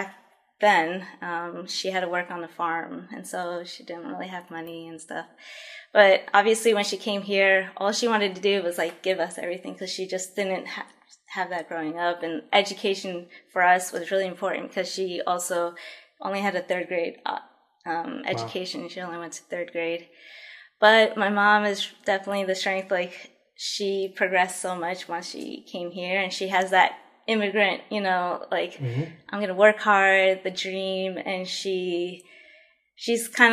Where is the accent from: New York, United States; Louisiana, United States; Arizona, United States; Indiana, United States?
New York, United States; also born or lived in Colombia / Queens; I was born in Colombia. I came here 6 months old, so I was pretty much raised in New York.